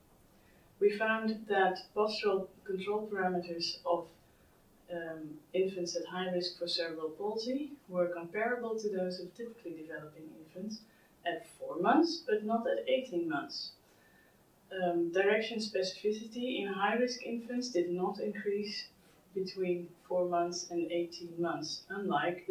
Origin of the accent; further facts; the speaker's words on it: Netherlands; I'm from the Netherlands.